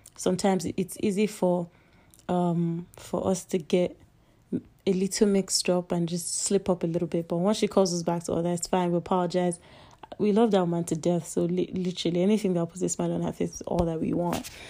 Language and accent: English; Nigeria; I'm Nigerian